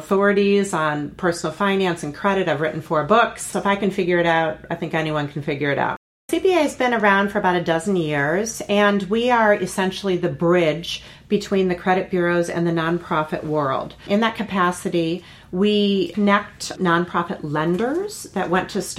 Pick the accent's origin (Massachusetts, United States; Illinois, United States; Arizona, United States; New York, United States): Illinois, United States; outside of Chicago; I grew up in Illinois outside of Chicago in a very Midwestern town.